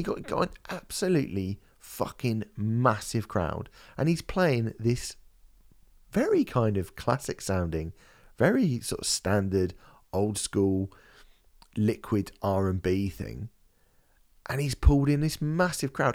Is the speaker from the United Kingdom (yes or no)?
yes; United Kingdom; for me as a British person